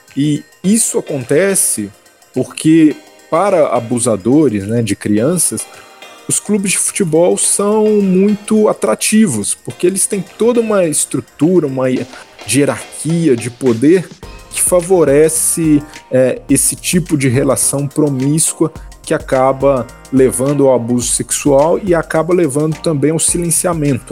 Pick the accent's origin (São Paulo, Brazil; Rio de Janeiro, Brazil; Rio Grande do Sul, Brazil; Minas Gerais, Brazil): Minas Gerais, Brazil; Belo Horizonte; eu sou de Belo Horizonte, né? Eu tentei ser jogador de futebol, né? Me aventurei em categorias de base também, em alguns times amadores lá de Belo Horizonte.